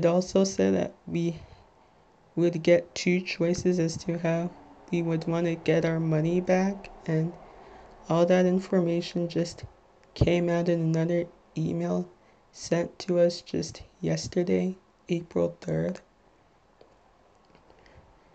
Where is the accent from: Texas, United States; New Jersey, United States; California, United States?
New Jersey, United States; Little Ferry; I am from Little Ferry, New Jersey, which, if you're not familiar with, it's in Bergen County, the neighboring town between Hackensack and Teaneck